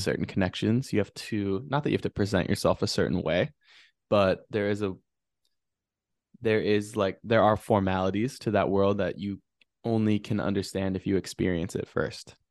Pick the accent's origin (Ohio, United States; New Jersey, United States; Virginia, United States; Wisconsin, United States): Wisconsin, United States; Wausau; also born or lived in Madison, Wisconsin; growing up in Wisconsin, you know, my mom's a teacher